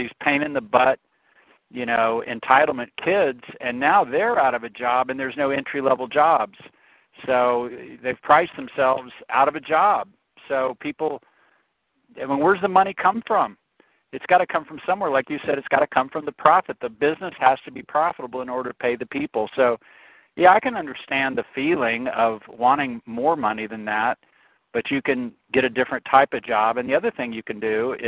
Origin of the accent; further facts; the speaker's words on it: the South, United States; also born or lived in Brazil; I'm from the South and we're more of a right-to-work state, so we don't have as many unions in the southern states